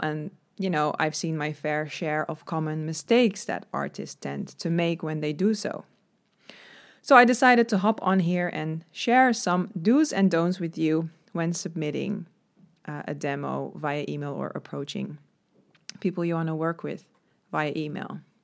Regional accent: Netherlands; I'm from the Netherlands

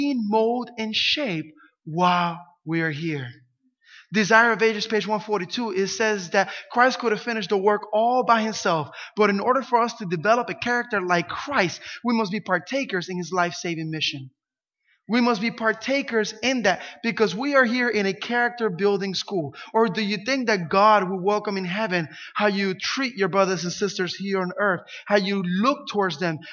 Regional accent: Camden, New Jersey, United States; I grew up in Camden, New Jersey, one of the worst cities in the U.S.

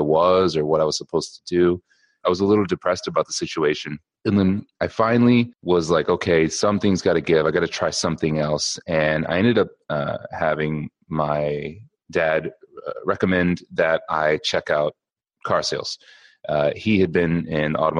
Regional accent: just outside of Ann Arbor, Michigan, United States; I grew up in Michigan, just outside of Ann Arbor.

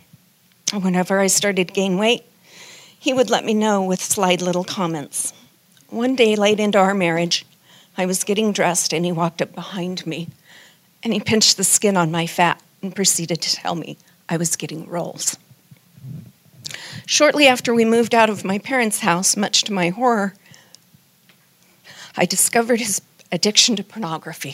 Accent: Denver, Colorado, United States; I was raised in Denver, Colorado, in a godly home, a strict Baptist home

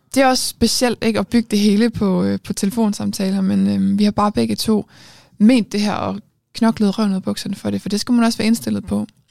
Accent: Aarhus, Central Denmark Region, Denmark; jeg er fra Aarhus

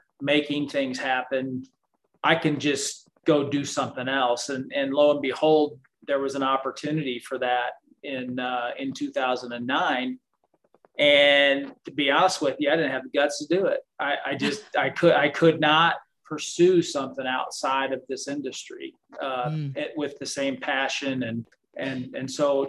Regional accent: St. Louis, Missouri, United States; I'm from St. Louis

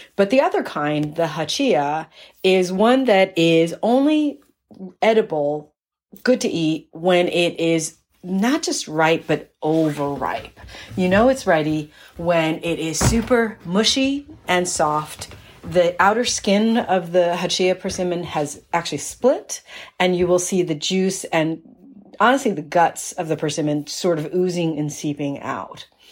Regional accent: East Coast, United States; growing up on the East Coast, persimmons were not a fruit that we ate in my family.

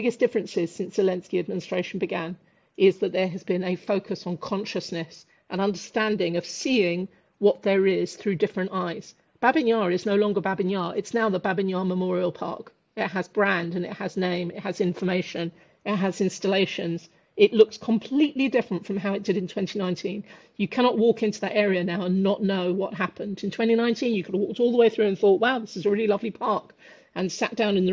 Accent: United Kingdom; moved away as an adult; now in Ukraine; a British Jew

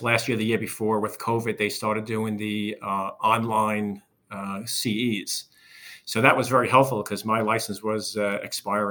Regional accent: Long Island, New York, United States; born and raised in Long Island

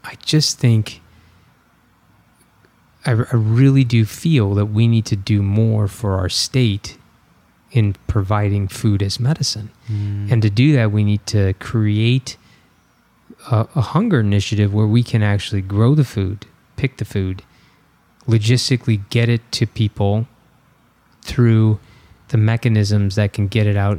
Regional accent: Bloomington, Illinois, United States; also born or lived in Peoria, Illinois; I was born in Peoria, Illinois, and I was raised in Bloomington

